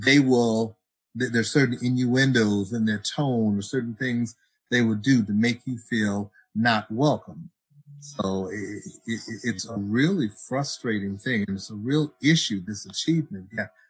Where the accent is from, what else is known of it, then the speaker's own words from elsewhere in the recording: Cleveland, Ohio, United States; growing up in Cleveland, I was in the major work program in Cleveland